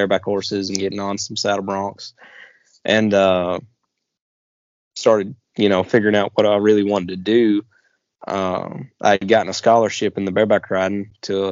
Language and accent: English; Southeast, United States; growing up in the Southeast and not being in a rodeo family